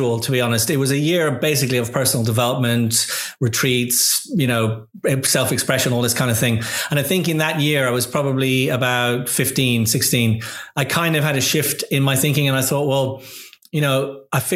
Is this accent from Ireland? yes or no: yes; Dublin, Leinster, Ireland; moved away; As a young boy, I grew up in Dublin in Ireland.